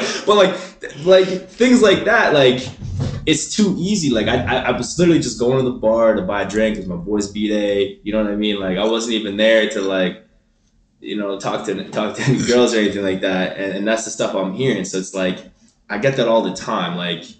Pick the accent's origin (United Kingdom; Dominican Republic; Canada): Canada; Toronto, Ontario; moved away as an adult; now in Calgary, Canada; I am from Toronto.